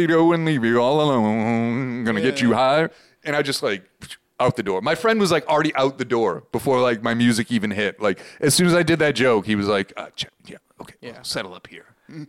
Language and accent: English; Boston, Massachusetts, United States; I remember in my hometown, we had a cable access.